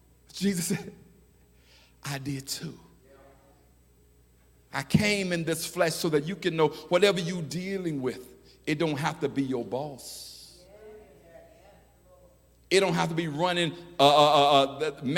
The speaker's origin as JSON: {"language": "English", "town": "Chicago", "region": "Illinois", "country": "United States", "tie": "born or raised there", "also_born_or_lived": "Memphis, Tennessee", "said": "I was born in Memphis. And I think I was there till I was about 4 years old, and we moved, 4 or 5, and we moved to Chicago."}